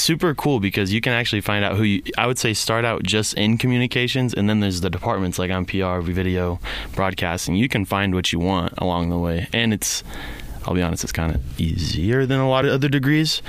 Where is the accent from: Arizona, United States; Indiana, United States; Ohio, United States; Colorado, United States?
Arizona, United States; Gilbert; now in Rexburg, United States; I'm from Gilbert, uh, so I got to see kind of the two sides of Gilbert. As in, when I grew up